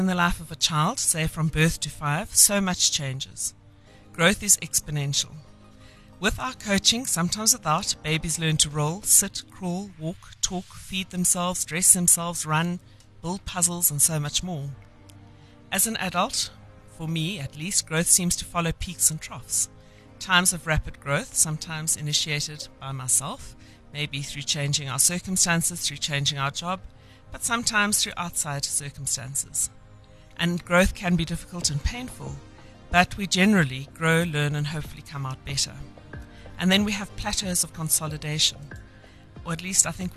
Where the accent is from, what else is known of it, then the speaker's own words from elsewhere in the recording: Eastern Cape, South Africa; I grew up in the Eastern Cape